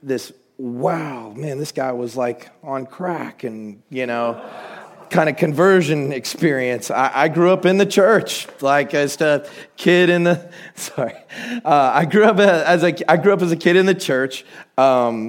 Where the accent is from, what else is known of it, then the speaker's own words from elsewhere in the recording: Woodstock, Georgia, United States; I was born and raised in Woodstock, Georgia, which is about 30 minutes north of downtown Atlanta.